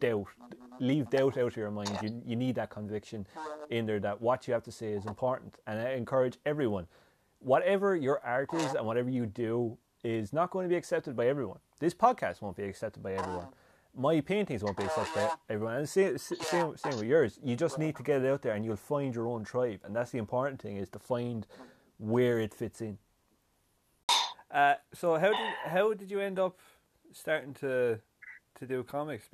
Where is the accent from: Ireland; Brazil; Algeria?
Ireland; us as Irish people